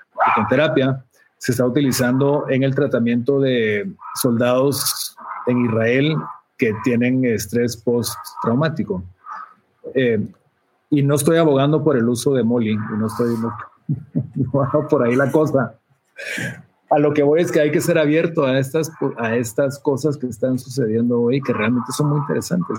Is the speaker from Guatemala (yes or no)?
yes; Guatemala; moved away; como un centroamericano guatemalteco que vivía en Centroamérica